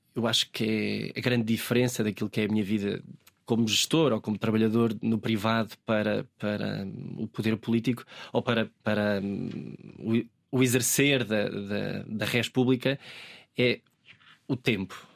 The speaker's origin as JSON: {"language": "Portuguese", "town": "Manteigas", "region": "Centro", "country": "Portugal", "tie": "born or raised there", "said": "o poder trabalhar para a minha comunidade, uh, no sítio onde eu nasci, para as pessoas que eu uh, me habituei a, a crescer"}